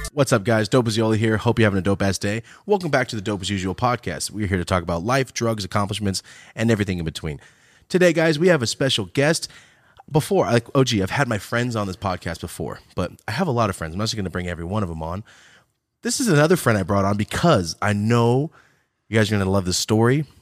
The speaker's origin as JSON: {"language": "English", "town": "Merced", "region": "California", "country": "United States", "moved": "yes", "lives_now": "Irvine, United States", "said": "I'm from Merced"}